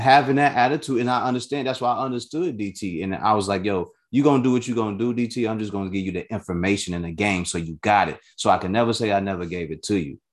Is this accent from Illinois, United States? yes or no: yes; Chicago, Illinois, United States; growing up in Chicago